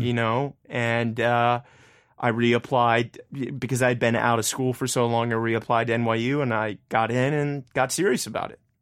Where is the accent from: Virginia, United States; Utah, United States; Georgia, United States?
Virginia, United States; Richmond; moved away as an adult; now in New York City, United States; my hometown flourish, and I got a lot of hometown pride